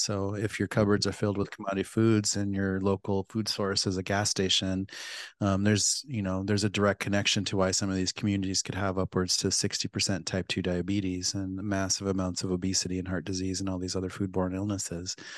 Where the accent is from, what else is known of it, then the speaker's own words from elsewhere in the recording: Pine Ridge Reservation, South Dakota, United States; I grew up on Pine Ridge Reservation in South Dakota.